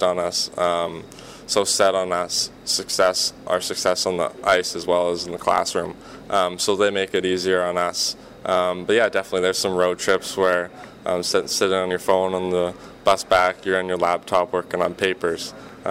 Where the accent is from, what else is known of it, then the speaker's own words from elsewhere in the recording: Canada; moved away; as a Canadian coming down here